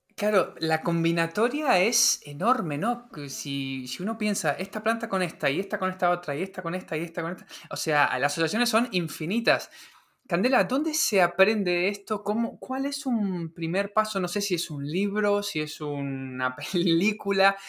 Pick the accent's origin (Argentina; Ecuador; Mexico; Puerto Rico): Argentina; Patagonia; en la casa en la que me crié, en la Patagonia